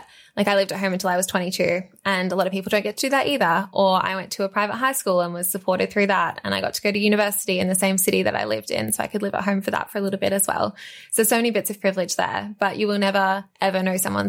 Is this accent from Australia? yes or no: yes; Australia; growing up in Australia, like I was born in Australia